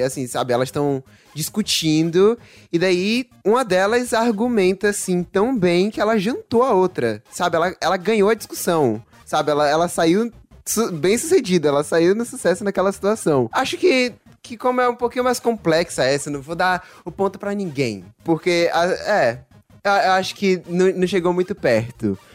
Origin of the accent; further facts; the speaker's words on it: Salvador, Bahia, Brazil; accent: baianês; Eu mesmo sou da Bahia, mais especificamente de Salvador